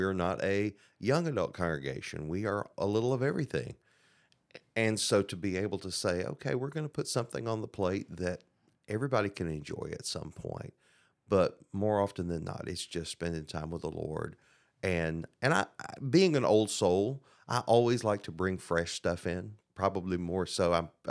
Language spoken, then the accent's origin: English; Murfreesboro, Tennessee, United States; It was actually my hometown, Murfreesboro, Tennessee, and it's college town.